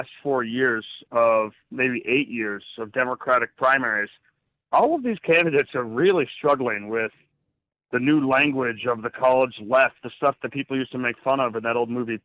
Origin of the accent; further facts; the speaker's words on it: Massachusetts, United States; now in New Hampshire, United States; I grew up in Massachusetts